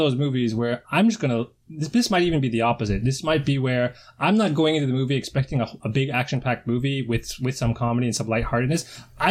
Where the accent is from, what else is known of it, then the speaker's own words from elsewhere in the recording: Toronto, Ontario, Canada; moved away as an adult; now in Japan; I'm from Toronto and I love Toronto